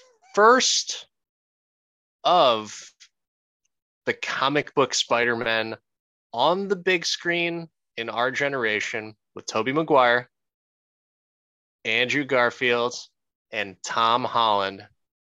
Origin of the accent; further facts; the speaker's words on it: Philippines; I am Filipino